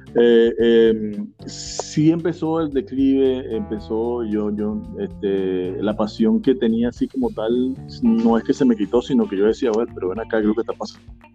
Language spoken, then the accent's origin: Spanish; Suapire, Miranda, Venezuela; also born or lived in Santa Teresa del Tuy; Suapire es mi pueblito donde yo me crié, el cual, el cual vive mi padre y bueno, yo, pero yo nací en Santa Teresa del Tuyo